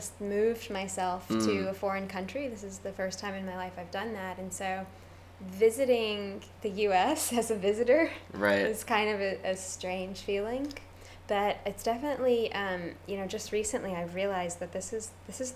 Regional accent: Missouri, United States; moved away as an adult; also born or lived in San Francisco / Silicon Valley; now in Chiang Mai, Thailand; my hometown in Missouri

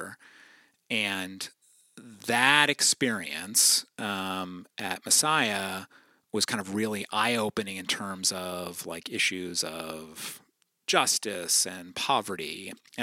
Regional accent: New Holland, Pennsylvania, United States; also born or lived in Philadelphia; I grew up in Eastern Lancaster County, New Holland, and attended Lancaster BIC from birth through post-college

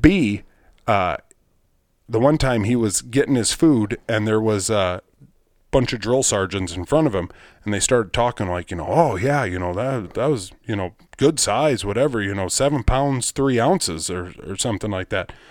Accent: Rock Rapids, Iowa, United States; I'm from Rock Rapids, Iowa." I said, "You know, far northwest

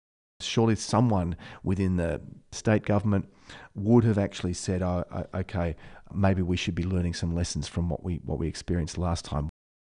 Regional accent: Melbourne, Victoria, Australia; born and bred in Melbourne, lived here all my life, love the place, love the people, lots of family and deep connection over many generations.

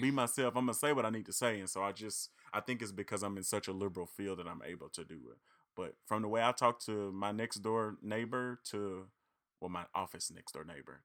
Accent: Reed, Arkansas, United States; I'm from Reed and McGee and Dumas are neighboring cities, neighboring towns.

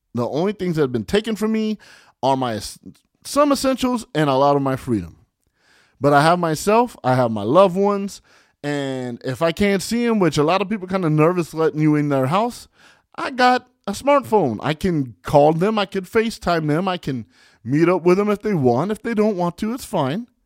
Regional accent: California, United States; I'm from California

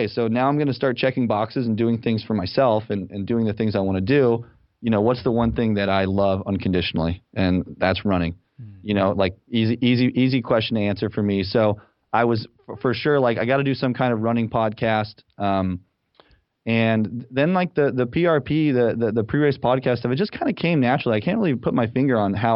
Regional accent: Salt Lake City, Utah, United States; moved away as an adult; also born or lived in Los Angeles, California / San Francisco, California; now in Ann Arbor, United States; I'm originally from Salt Lake City, Utah

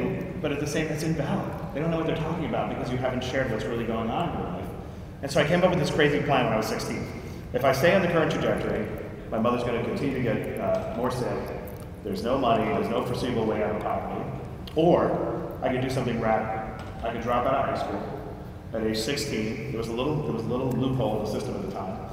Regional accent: New York City, New York, United States; I grew up dirt poor in Queens

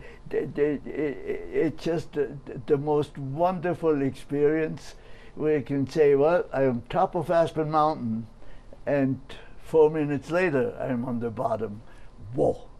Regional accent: Oberstaufen, Bavaria, Germany; I was born in Oberstaufen, Bavaria, in the mountains.

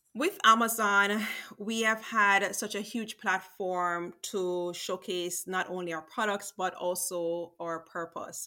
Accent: Jamaica; growing up in Jamaica

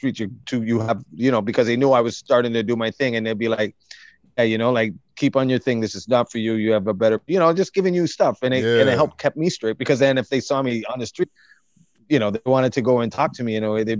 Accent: Toronto, Ontario, Canada; I grew up right like on Markham Road between Eglinton and Lawrence

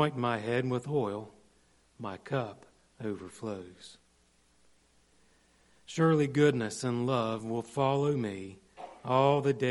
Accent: Morgantown, West Virginia, United States; moved away; in my hometown this week, I walked around a lot of dirty streets in Morgantown

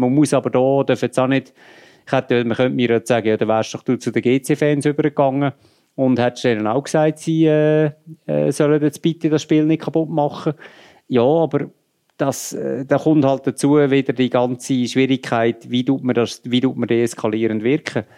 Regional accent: Lucerne, Switzerland; ich bin Luzerner

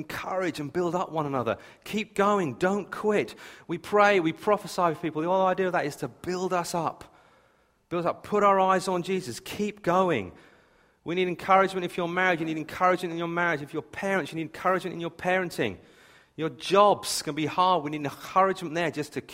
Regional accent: United Kingdom; I was raised on the South Coast

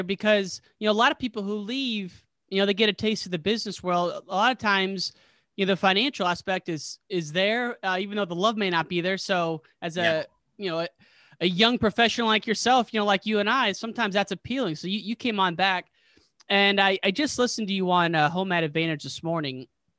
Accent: Illinois, United States; I'm from Illinois my whole life.

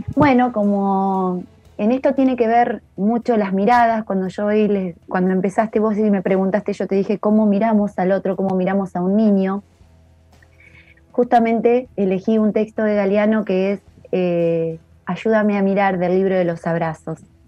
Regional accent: La Pampa, Argentina

